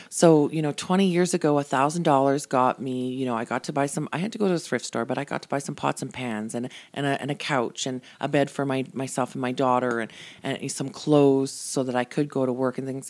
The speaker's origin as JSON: {"language": "English", "town": "Calgary", "region": "Alberta", "country": "Canada", "tie": "born or raised there", "moved": "as an adult", "lives_now": "Airdrie, Canada", "said": "born and raised in Calgary. Everybody and everything I ever knew was in Calgary."}